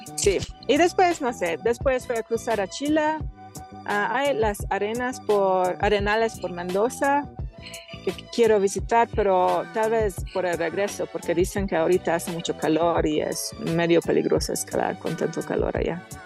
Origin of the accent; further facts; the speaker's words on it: Hungary; Spanish is a second language; moved away as an adult; soy húngara de Hungría, que es una tierra sin montañas y mi pueblo es la mitad del plano, cero montañas